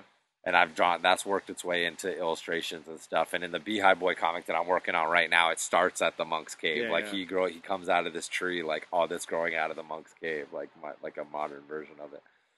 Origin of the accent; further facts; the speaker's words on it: New England, United States; And then also just growing up in New England, always learning about the history.